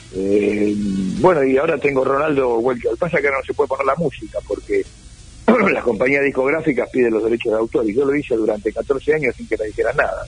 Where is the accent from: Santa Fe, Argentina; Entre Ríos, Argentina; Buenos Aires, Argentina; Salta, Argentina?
Buenos Aires, Argentina; soy porteño de ley